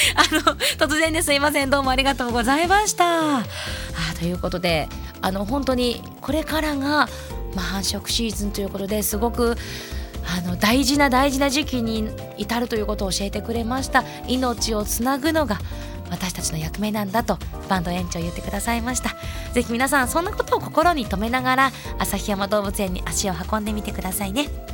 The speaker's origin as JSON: {"language": "Japanese", "region": "Hokkaido", "country": "Japan", "tie": "born or raised there", "said": "私どさんこなので"}